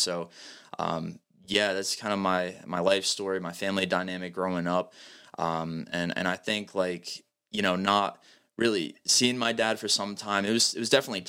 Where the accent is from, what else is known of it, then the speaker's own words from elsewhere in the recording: New Bedford, Massachusetts, United States; also born or lived in Somerset; So I'm from Massachusetts. I'm born in New Bedford, Massachusetts. I lived the last 10 years, more or less, in Somerset.